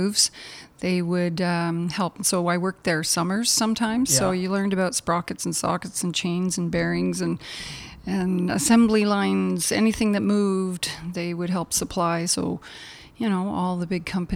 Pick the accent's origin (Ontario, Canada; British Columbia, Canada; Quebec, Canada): Quebec, Canada; Eastern Townships; moved away; also born or lived in Sainte-Foy, Quebec; I grew up in the Eastern Township, so I'm actually a Quebec girl